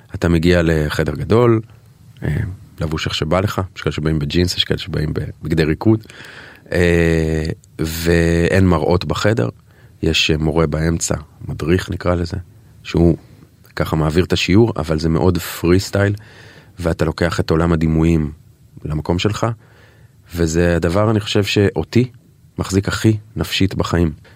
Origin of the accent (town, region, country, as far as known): Israel